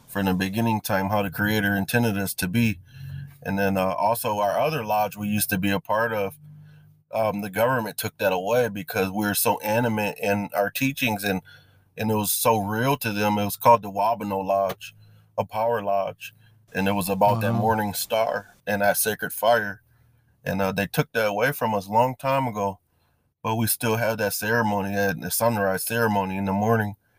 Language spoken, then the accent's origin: English; Battle Creek, Michigan, United States; I am from, actually, it's um, Battle Creek